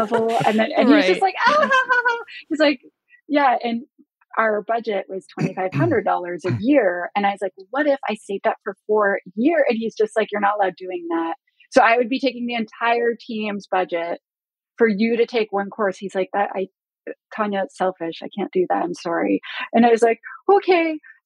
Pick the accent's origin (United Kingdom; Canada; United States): Canada; I'm Canadian